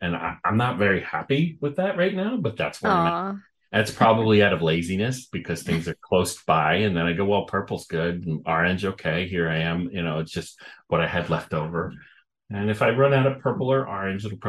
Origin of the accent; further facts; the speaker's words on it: Oceanside, New York, United States; moved away as an adult; also born or lived in Florida / Massachusetts / West Coast; now in Northern California, United States; I was born in Oceanside on Long Island. Then I moved down to Florida for a bit. And then we moved back to New York on to Long Island, lived there, went to school in New York City at FIT